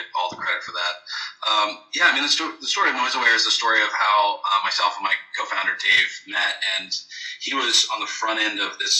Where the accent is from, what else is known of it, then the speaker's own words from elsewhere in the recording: Austin, Texas, United States; now in Dallas, United States; I'm from Austin